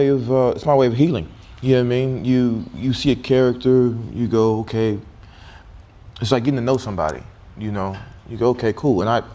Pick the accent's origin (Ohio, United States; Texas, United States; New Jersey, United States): Texas, United States; Dallas; I'm from Texas, Dallas, Texas.